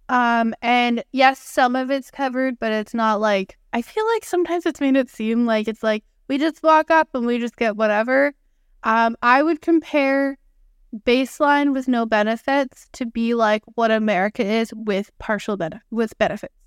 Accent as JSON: {"language": "English", "country": "Canada", "said": "I'm from Canada"}